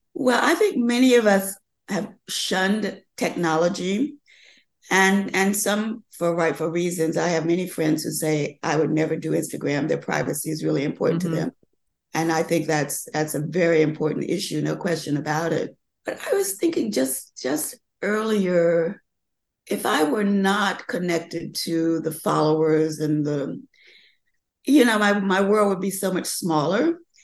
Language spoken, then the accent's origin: English; the South, United States; I grew up learning in the South about how you you do classic designs